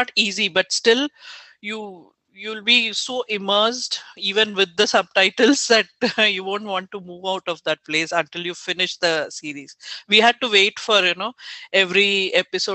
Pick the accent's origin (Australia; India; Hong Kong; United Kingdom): India; as an Indian